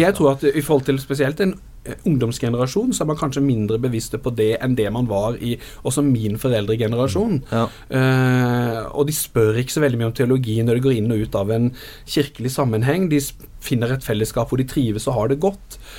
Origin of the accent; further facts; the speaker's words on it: Arendal, Agder, Norway; ungdomsarbeidet i Arendal, hvor jeg vokste opp